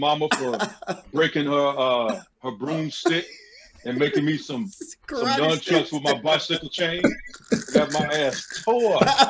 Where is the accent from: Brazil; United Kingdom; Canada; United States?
United States; Peoria, Illinois; also born or lived in Chicago; I was born in Chicago. We moved to Peoria when I was 5 years old.